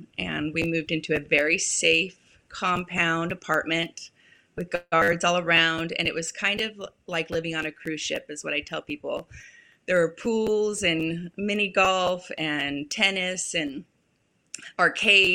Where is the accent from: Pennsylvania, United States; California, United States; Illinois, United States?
California, United States; moved away as an adult; also born or lived in Utah; now in San Antonio, United States; I was raised in California